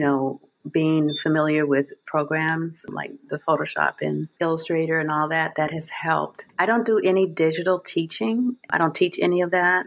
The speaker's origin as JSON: {"language": "English", "town": "Chicago", "region": "Illinois", "country": "United States", "tie": "born or raised there", "said": "I grew up in Chicago, born and raised in Chicago"}